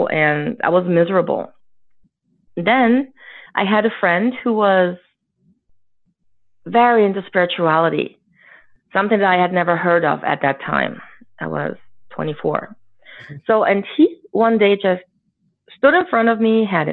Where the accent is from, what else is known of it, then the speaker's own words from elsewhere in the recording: Germany; we grew up in Germany, a defeated country.